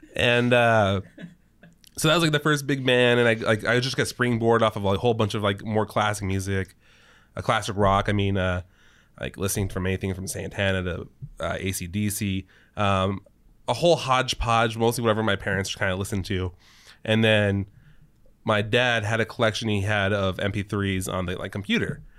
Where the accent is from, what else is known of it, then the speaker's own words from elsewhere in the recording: California, United States; also born or lived in New Mexico; age six was this year that we moved from New Mexico to California.